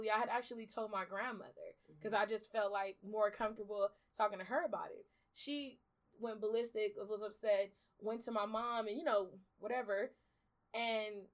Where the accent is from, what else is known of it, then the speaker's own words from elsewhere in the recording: Los Angeles, California, United States; also born or lived in Belize; I'm originally from Belize. I was born there, and I came to California to South Central with my mom mm-hmm. when I was about three years old, almost turning four.